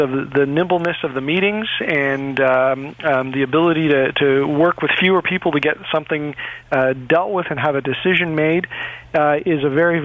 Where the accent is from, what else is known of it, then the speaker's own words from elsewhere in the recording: Toronto, Ontario, Canada; I grew up in the environment, and I grew up in Etobicoke